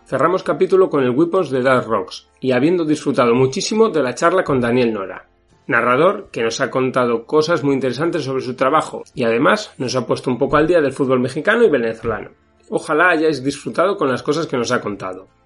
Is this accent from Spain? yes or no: yes; Spain; es un equipo de segunda B aquí en España. Es el equipo de mi pueblo.